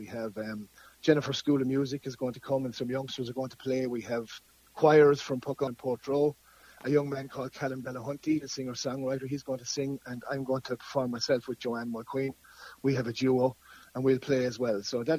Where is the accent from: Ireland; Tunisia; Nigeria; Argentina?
Ireland; Nenagh, Tipperary; Well, I'm from Nina.